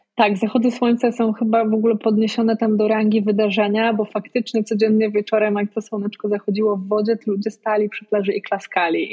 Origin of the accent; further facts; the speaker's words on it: Poland; wychowując się w małym mieście w Polsce